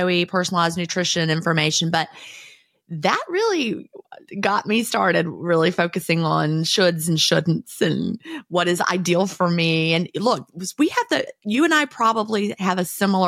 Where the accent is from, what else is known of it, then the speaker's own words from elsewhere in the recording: the South, United States; I'm like the one Southerner born and raised in the South